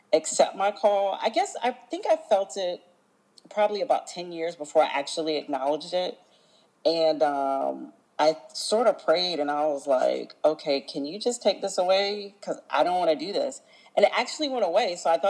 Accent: Virginia Beach, Virginia, United States; now in Florida, United States; I am originally from Virginia Beach, Virginia. I am not a native Floridian. I'm a transplant here

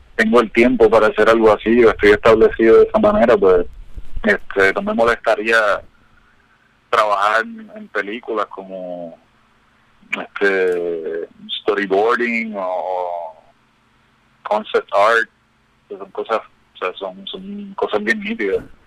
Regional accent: Ponce, Puerto Rico; now in Miami, United States; yo soy de Ponce

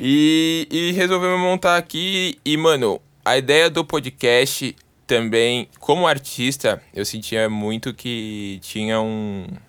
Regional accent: São Paulo, Brazil; Sou daqui de São Paulo, 011

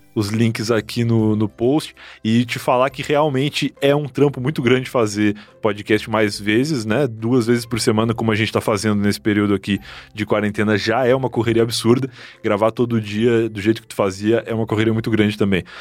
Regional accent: Rio Grande do Sul, Brazil; moved away as an adult; now in São Paulo, Brazil

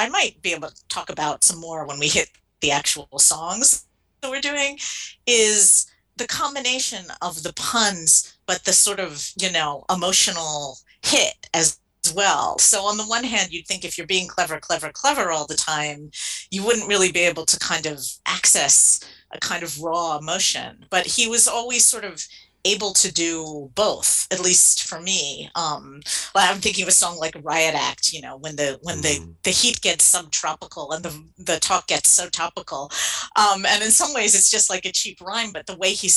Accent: suburbs outside of Philadelphia, Pennsylvania, United States; moved away as an adult; now in England, United Kingdom; I'm from outside the suburbs outside of Philadelphia is where I hail from. Very kind of middle class suburban white girl upbringing.

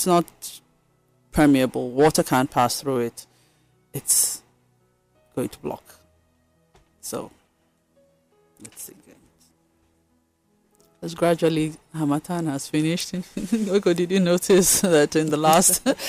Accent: Benue, Nigeria; also born or lived in Kaduna / Minna; so I grew up everywhere, but... I've lived in Kaduna, I've lived in Mina, and then I'm from Benue State.

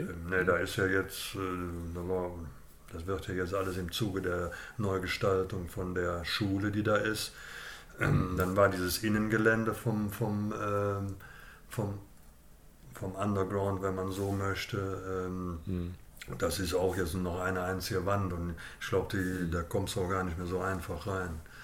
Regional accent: Cologne, North Rhine-Westphalia, Germany; ich bin in Beintal aufgewachsen

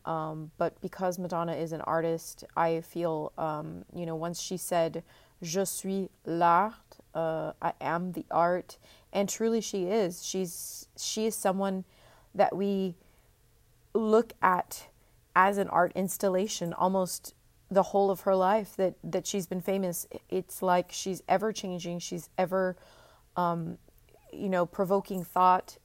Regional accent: Texas, United States; I'm from Texas, grew up in Texas, and, um, live in Texas right now

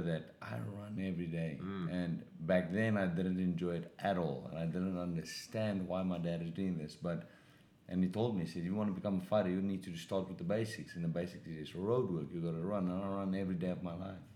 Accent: South Africa; moved away as an adult; now in Los Angeles, United States; I grew up in South Africa.

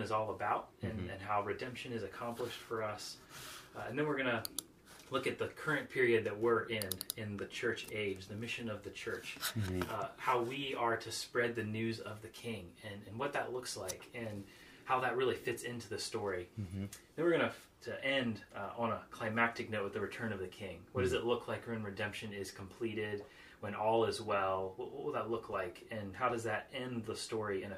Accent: Pennsylvania, United States; moved away as an adult; also born or lived in South Carolina; now in Virginia Beach, United States; I grew up in Pennsylvania

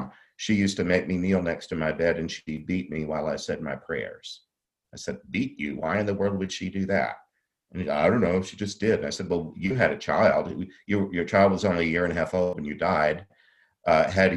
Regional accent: the Catholic South, United States; I grew up in the Catholic South.

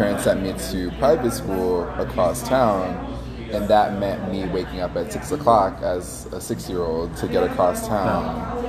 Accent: Washington, District of Columbia, United States; I grew up in D.C. I grew up in Northeast by okay. Howard University in the 90s. And so, you know, it was a tough neighborhood.

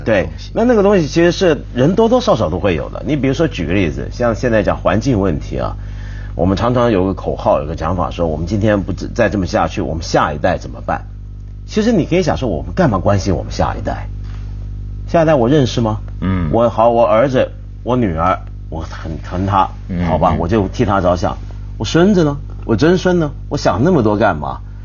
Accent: Taiwan; 我小时候在台湾街头啊

